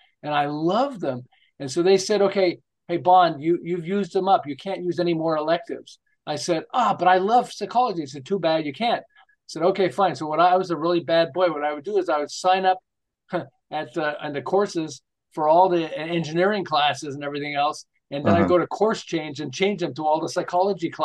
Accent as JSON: {"language": "English", "town": "Montreal", "region": "Quebec", "country": "Canada", "moved": "as an adult", "lives_now": "Southern California, United States", "said": "I'm originally from Montreal. I live in Southern California now. We've lived here for 37 years."}